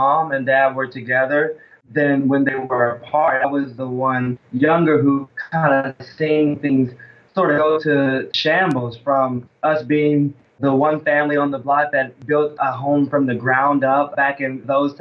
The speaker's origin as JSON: {"language": "English", "region": "Alabama", "country": "United States", "moved": "yes", "said": "because I live up north and I'm actually from Alabama"}